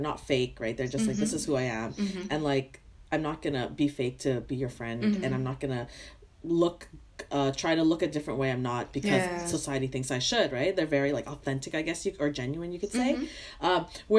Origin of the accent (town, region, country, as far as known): Canada; also born or lived in Vietnam